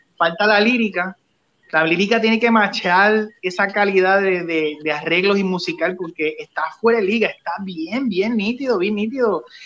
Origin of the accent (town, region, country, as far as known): Puerto Rico